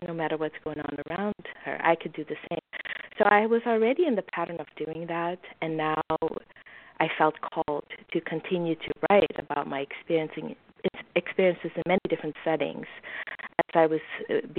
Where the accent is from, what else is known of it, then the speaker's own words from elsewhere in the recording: Suriname; moved away; I grew up in Suriname